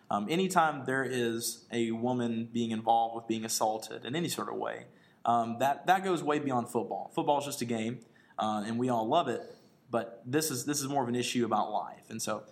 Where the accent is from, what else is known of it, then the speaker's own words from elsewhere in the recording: Starkville, Mississippi, United States; here from the Stingray and Tuck Show. I am actually from Starkville, Mississippi